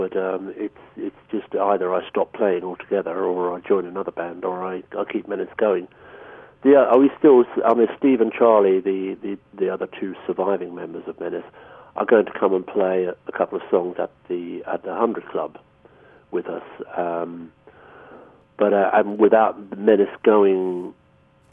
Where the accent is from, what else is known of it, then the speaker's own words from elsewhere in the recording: Ireland; being Irish